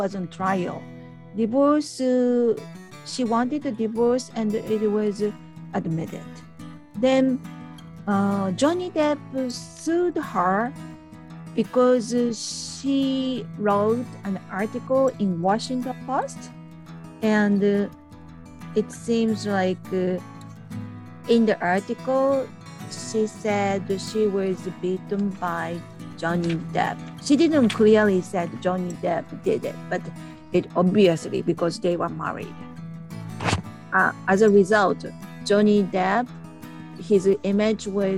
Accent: Japan; from Japan

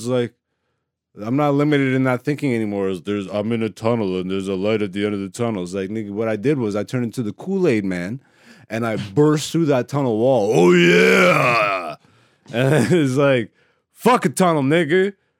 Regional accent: Canada; also born or lived in Europe; being an African born in Europe and then raised in Canada.

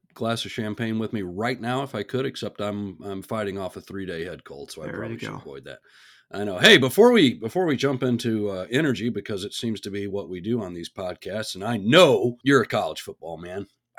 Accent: Texas, United States; I'm being from Texas, and it's a very small school compared to the folks that they're playing.

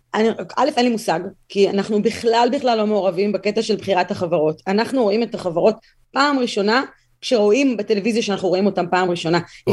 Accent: Tel Aviv, Tel Aviv District, Israel; moved away as an adult; now in United States; נולדתי בתל אביב, גדלתי בתל אביב

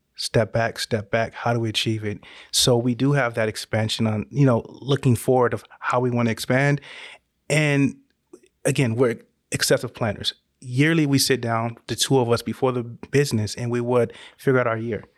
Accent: Northern California, United States; moved away as an adult; now in Georgia, United States; we're originally from Northern California

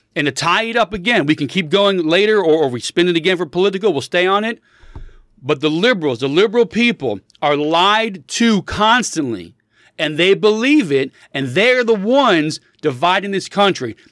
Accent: United States

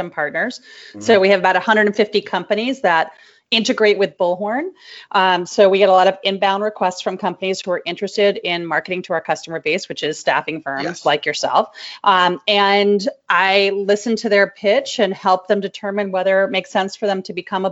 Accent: New York City, New York, United States; I'm from Brooklyn

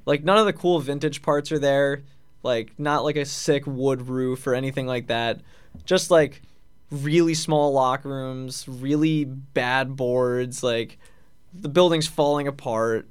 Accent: Long Island, New York, United States; I grew up in Long Island

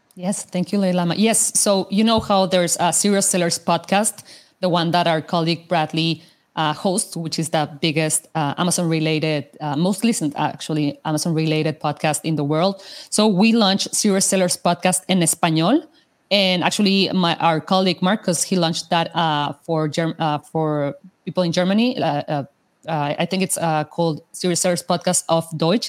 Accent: Mexico; first language Spanish; English is a second language; moved away; I'm, I'm, from Mexico, so my my my mother language is uh, Spanish

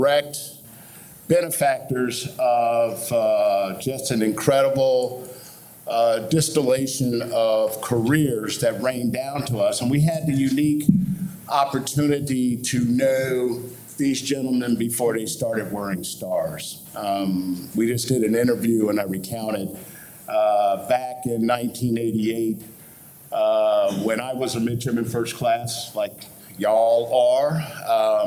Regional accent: St. Louis, Indianapolis, Midwest, United States; moved away as an adult; I am from the Midwest as well, St. Louis, Indianapolis.

